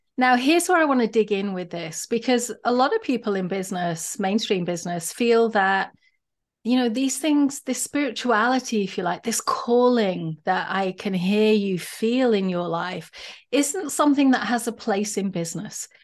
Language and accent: English; United Kingdom; now in United States; I might be Brit living in America